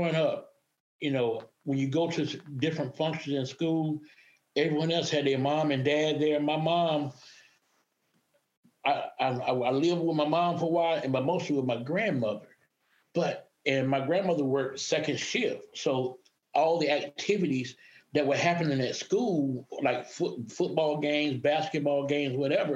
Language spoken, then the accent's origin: English; Maxton, North Carolina, United States; moved away as an adult; I grew up in a small town called Maxton, North Carolina.